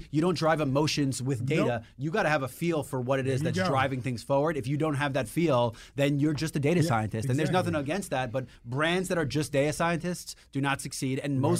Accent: New York City, New York, United States; I was born in Queens in the 90s. The 80s and 90s.

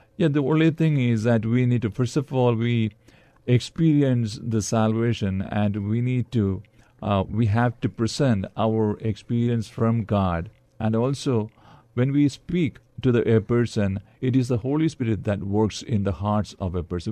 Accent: Kerala, India; also born or lived in Dallas, Texas; now in San Antonio, United States; I'm from India. I was born and brought up in the southern state of Kerala

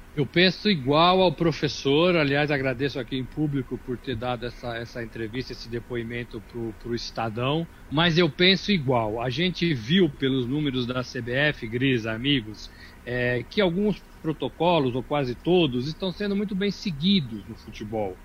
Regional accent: Brazil; nós também somos brasileiros

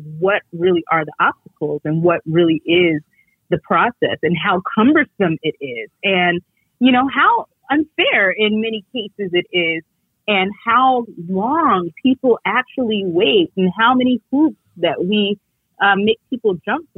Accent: New York City, New York, United States; I grew up in New York City, and we're a very diverse city.

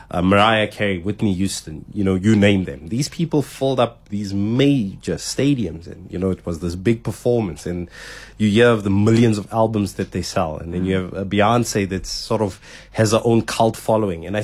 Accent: South Africa; some of them still having their roots in really ugly parts of being South African

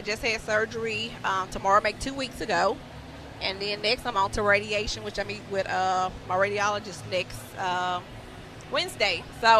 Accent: Shreveport, Louisiana, United States; moved away as an adult; now in Dorchester, United States; I'm from Shreveport, Louisiana.

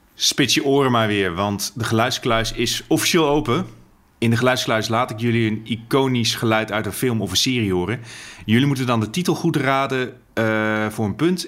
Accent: Netherlands; als Nederlander

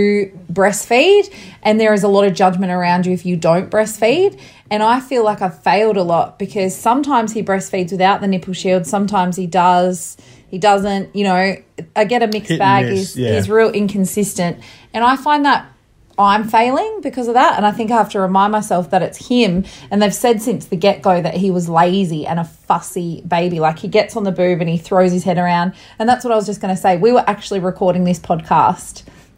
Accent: Perth, Western Australia, Australia; We're from Perth, Western Australia

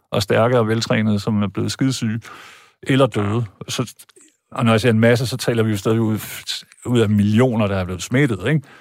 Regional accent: Jutland, Denmark; now in Zealand, Denmark; jeg er jo jyde rigtigt, men så er jeg kommet herover og blevet affekteret og altså, taler sjællandsk

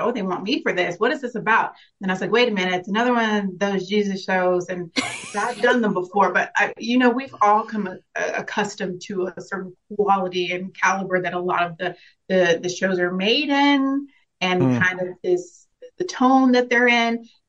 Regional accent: Dallas, Texas, United States; now in Madrid, Spain; I come from Dallas, Texas, born and raised, but I'm a military brat, so I've been a little bit of everywhere. Currently in Madrid, Spain

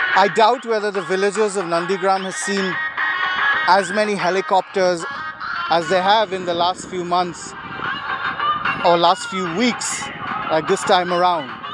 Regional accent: West Bengal, India; now in Mumbai, India; I grew up in the Bengal of three decades of left rule.

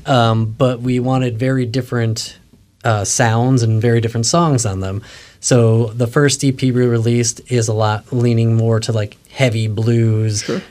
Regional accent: Western New York, United States; I grew up in Western New York

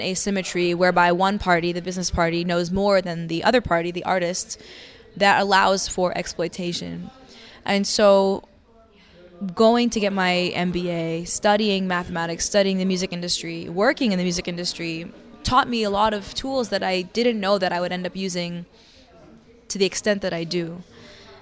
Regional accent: New York City, New York, United States; growing up in New York City

